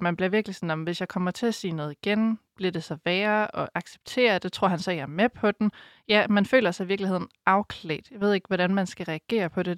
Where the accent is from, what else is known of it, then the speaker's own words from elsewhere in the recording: Denmark; moved away; Jeg kommer op fra Geleje, hvor jeg boede i en lille landsby